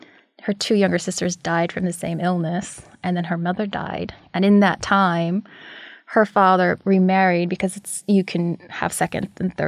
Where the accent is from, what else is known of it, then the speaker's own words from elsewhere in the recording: United States; Born and raised, met my father there, who's American, and then I was raised in America.